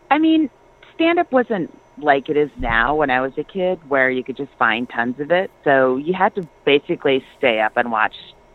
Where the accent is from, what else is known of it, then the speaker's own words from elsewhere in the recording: Walnut Creek, California, United States; I grew up in Walnut Creek. It's in the East Bay. It's like about 15 minutes from Oakland, Berkeley, but it's over the hills, the East Bay Hills.